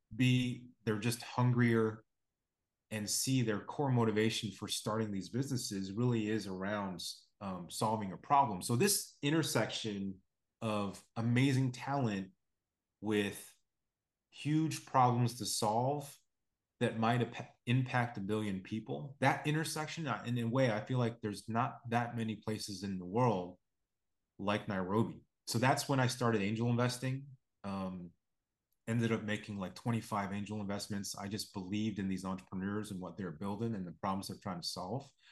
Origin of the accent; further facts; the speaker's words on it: Blacksburg, Virginia, United States; moved away as an adult; also born or lived in upstate New York / New Jersey; now in Chicago, United States; I'm, uh, born and raised on the East Coast, um, place, little, little place called Blacksburg, Virginia